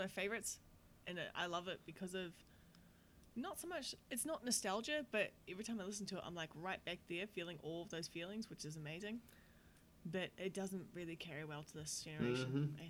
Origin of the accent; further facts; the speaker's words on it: Canada; I was like, chill out. I'm so Canadian.